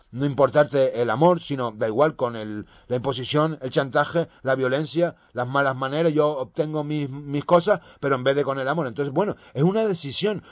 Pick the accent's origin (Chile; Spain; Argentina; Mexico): Spain; españoles y españolas, que somos